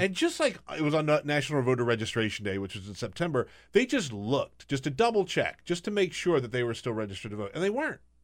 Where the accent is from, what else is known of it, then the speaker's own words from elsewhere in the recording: South Carolina, United States; moved away as an adult; also born or lived in Alabama; now in Washington, D.C., United States; I, I grew up in South Carolina, but I went to the, uh, University of Alabama